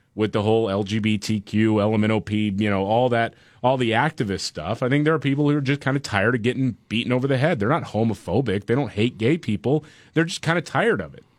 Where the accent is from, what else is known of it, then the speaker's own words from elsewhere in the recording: Gulf Coast, United States; as someone who grew up on the Gulf Coast